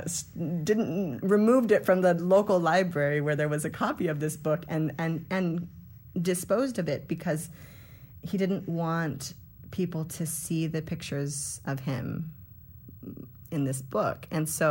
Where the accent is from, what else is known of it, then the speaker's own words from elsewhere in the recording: Hollister, California, United States; I'm from Hollister